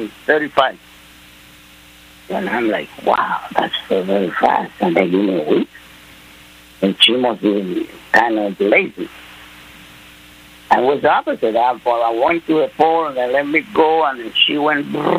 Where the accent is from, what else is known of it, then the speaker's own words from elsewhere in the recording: Panama; English is a second language; moved away as an adult; now in United States; I was living right in Panama